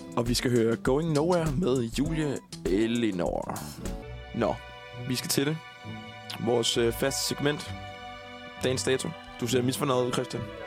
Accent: Falster, Zealand, Denmark; jeg er fra Falster

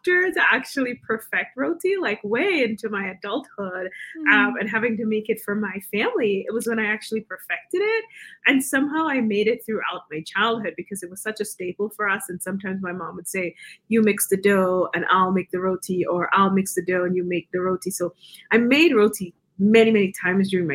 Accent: Guyana; moved away as an adult; also born or lived in New York, United States; now in Denver, United States; I grew up in Guyana. I moved to the U.S. when I was about 18 and went to college in New York.

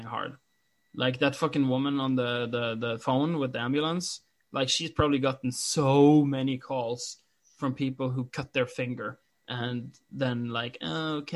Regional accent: Norway; English is a second language; I'm Norwegian

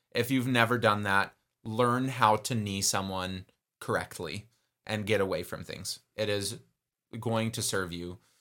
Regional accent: Texas, United States; I am Texan.

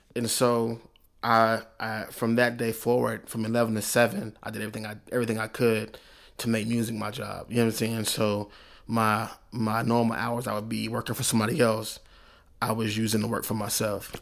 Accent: Oklahoma City, Oklahoma, United States; I was smart from Oklahoma City

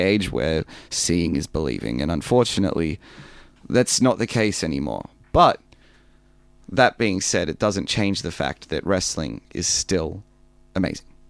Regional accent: Melbourne, Victoria, Australia; I grew up in Melbourne

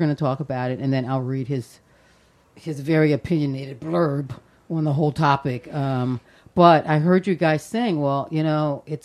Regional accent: United States; me being American

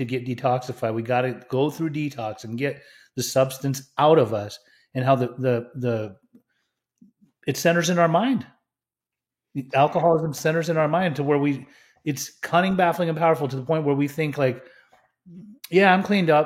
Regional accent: Utah, United States; I grew up in Utah

